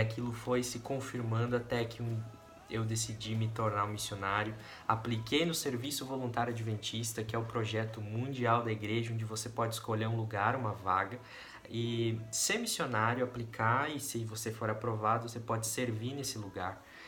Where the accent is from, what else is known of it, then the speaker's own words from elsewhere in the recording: Guarapuava, Paraná, Brazil; moved away as an adult; also born or lived in Curitiba; eu nasci lá no interior do Paraná, na cidade de Guarapuava